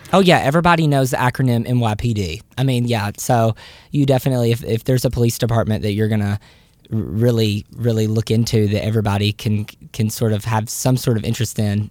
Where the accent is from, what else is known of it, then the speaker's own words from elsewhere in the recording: the South, United States; a Southerner who is about to move to New York City